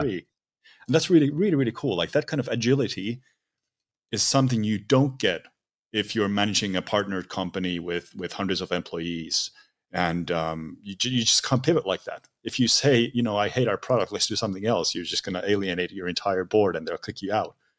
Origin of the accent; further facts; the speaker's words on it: Finland; I'm from Finland, so we don't have really, there's not a lot of ground here, it's just lakes